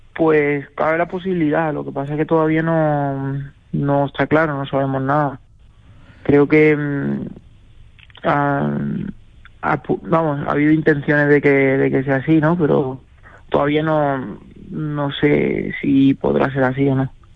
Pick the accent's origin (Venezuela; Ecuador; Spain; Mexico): Spain; Toledo, Castilla-La Mancha; aquí en España, en, Toledo, en, mi tierra